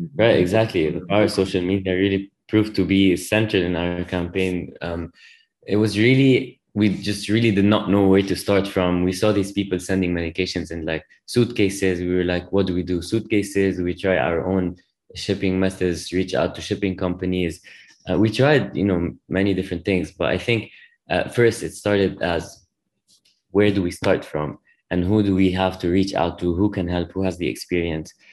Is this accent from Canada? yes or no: no; Lebanon; moved away as an adult; now in United States; I grew up in Lebanon